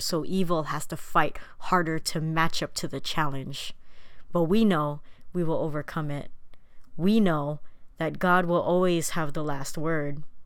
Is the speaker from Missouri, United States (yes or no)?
no; San Diego, California, United States; My parents immigrated from the Philippines in nineteen seventy-two. with my oldest brother, and they ended up in San Diego